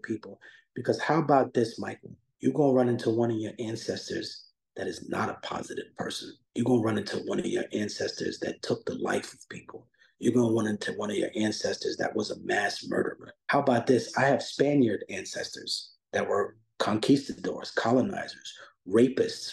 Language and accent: English; Peru; I was born in Peru